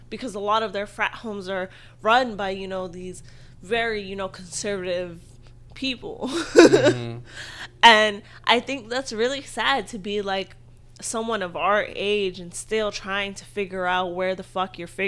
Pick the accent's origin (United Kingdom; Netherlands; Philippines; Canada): Philippines; especially as a Filipino person